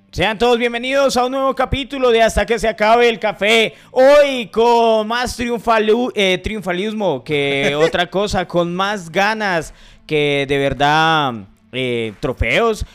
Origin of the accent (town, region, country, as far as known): Colombia